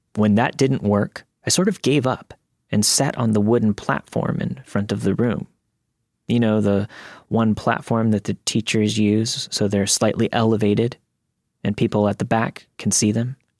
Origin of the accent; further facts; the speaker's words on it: Florida, United States; moved away; I grew up in Florida